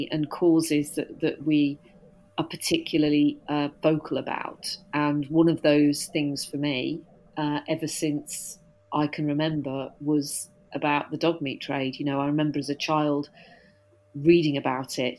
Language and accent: English; West Midlands near Birmingham, United Kingdom; moved away as an adult; also born or lived in York / Wolverhampton / Newcastle upon Tyne; now in London, United Kingdom; I was born in York, but I was brought up in the West Midlands near Birmingham.